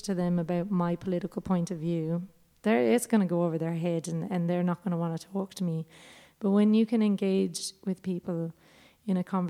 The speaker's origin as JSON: {"language": "English", "country": "Ireland", "moved": "as an adult", "lives_now": "Australia", "said": "our history as Irish people"}